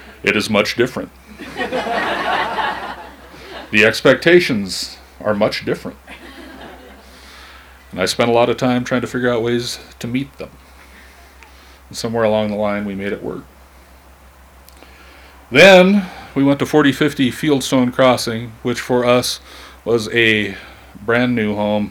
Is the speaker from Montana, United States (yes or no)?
yes; Missoula, Montana, United States; I'm 45 years old, I was born in Missoula, and I have never left home